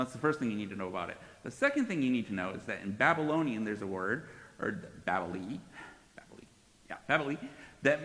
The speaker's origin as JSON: {"language": "English", "region": "Northeast", "country": "United States", "tie": "born or raised there", "said": "I grew up in the Northeast"}